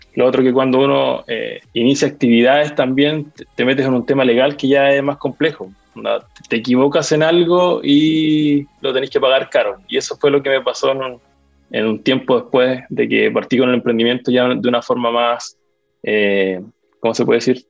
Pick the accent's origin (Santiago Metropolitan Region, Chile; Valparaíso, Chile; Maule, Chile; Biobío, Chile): Biobío, Chile; Lota; now in Concepción, Chile; yo soy de Lota. Eh, actualmente vivo acá en Conce.